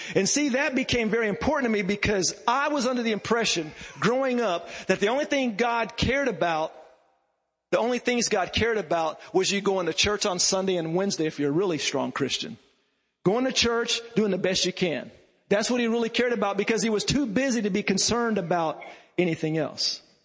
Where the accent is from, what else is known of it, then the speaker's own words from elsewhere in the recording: Lawton, Oklahoma, United States; I grew up in Lawton, Oklahoma